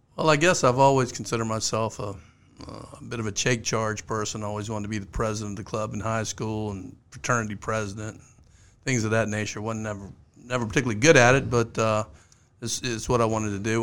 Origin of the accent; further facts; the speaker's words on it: Richmond, Virginia, United States; I grew up in Richmond. In Richmond, you were either a Redskin fan or a Cowboy fan